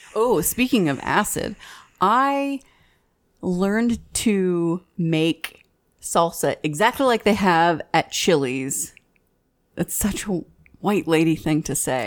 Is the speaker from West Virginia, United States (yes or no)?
no; Fort Worth, Texas, United States; We're from Fort Worth